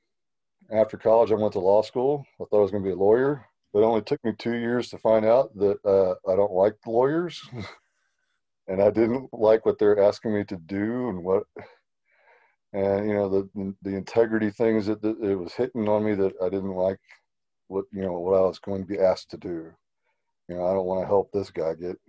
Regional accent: Houston, Texas, United States; I grew up in Houston, Texas

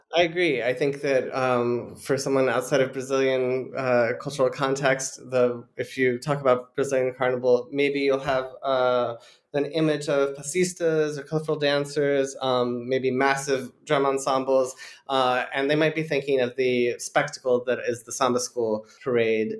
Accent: United States; I'm a white American

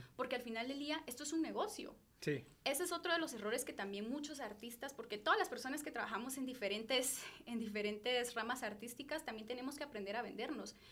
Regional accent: Guatemala; como sociedad guatemalteca

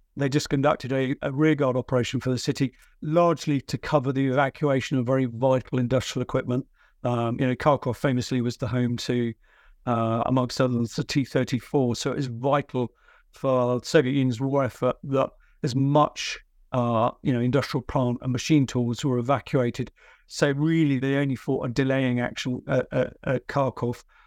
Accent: United Kingdom; I'm a British military historian

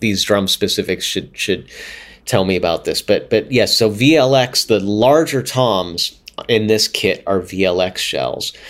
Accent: Pittsburgh, Pennsylvania, United States; I grew up in Pittsburgh, which is a pretty good hockey town

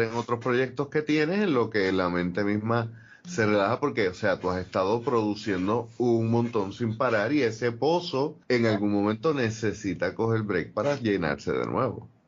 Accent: Puerto Rico

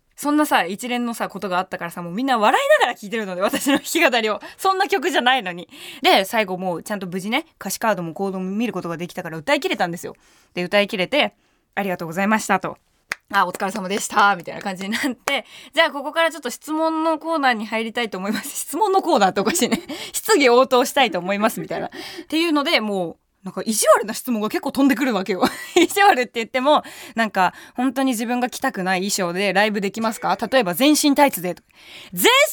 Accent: Shitamachi, Tokyo, Japan; 私な下町出身だし

